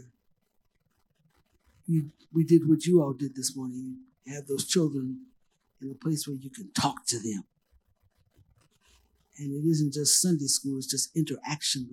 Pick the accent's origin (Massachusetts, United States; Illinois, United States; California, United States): California, United States; Los Angeles; I was raised in Los Angeles, California.